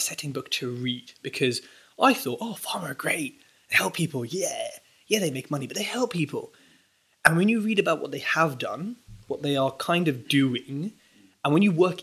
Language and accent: English; Southall, London, United Kingdom; I was raised in Southall